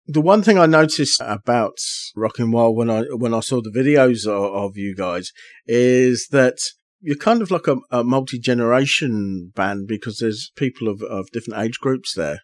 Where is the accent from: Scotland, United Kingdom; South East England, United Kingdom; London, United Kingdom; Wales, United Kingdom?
South East England, United Kingdom; Aylesbury; my hometown of Aylesbury